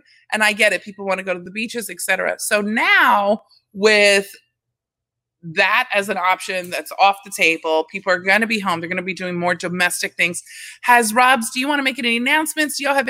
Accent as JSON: {"language": "English", "region": "Texas", "country": "United States", "moved": "yes", "lives_now": "Staten Island, United States", "said": "I'm from Texas. That's the one thing. I love Texas."}